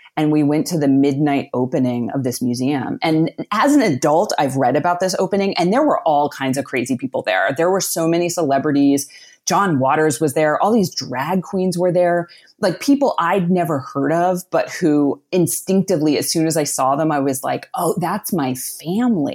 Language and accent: English; outside of Pittsburgh, Pennsylvania, United States; I grew up outside of Pittsburgh, Pennsylvania, in a small working class town.